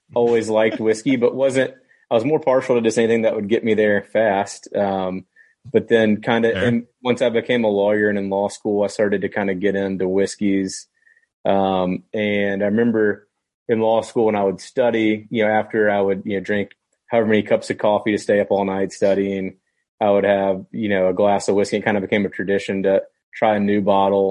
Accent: Tennessee, United States; we're from Tennessee

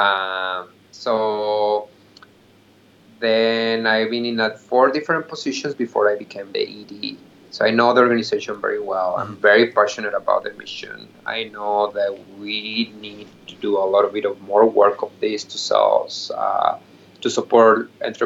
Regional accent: Mexico; English is a second language; moved away as an adult; now in Seattle, United States; I'm an immigrant from Mexico, mm-hmm, and I moved to United States 13 years ago

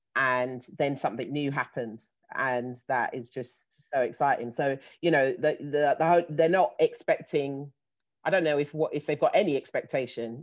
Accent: London, United Kingdom; I'm based, I live in London, born and raised

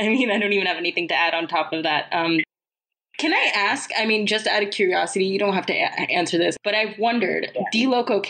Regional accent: Southern California, United States; I grew up there.

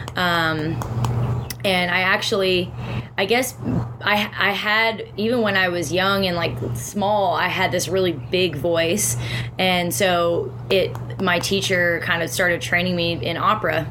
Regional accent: Canada

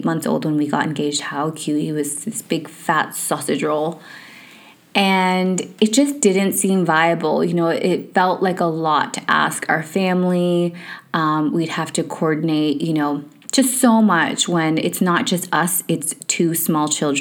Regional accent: Canada; moved away as an adult; also born or lived in United Kingdom; we grew up in Canada

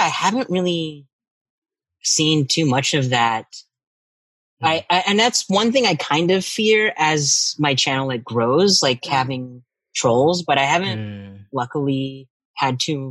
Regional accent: Arkansas, United States; moved away; I'm from Arkansas

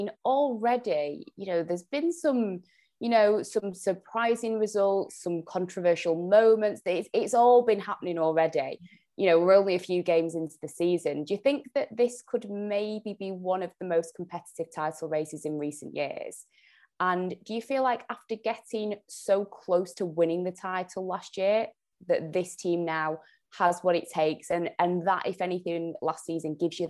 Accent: Jamaica; One signing that I personally, being Jamaican, I was buzzing to see Khadija Shaw had signed

